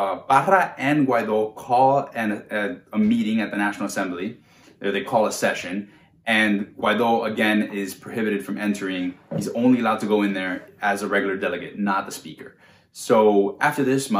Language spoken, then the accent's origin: English; United States; my rights as an American